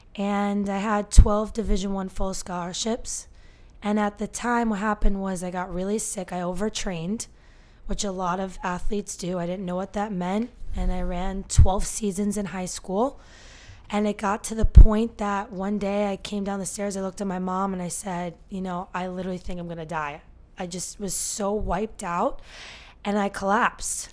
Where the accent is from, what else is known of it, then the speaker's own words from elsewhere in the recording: Northern New Jersey, United States; born and raised in Northern New Jersey